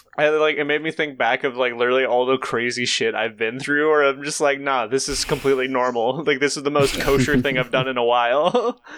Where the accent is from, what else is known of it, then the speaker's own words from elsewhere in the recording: Tennessee, United States; now in Ohio, United States; I'm originally from Tennessee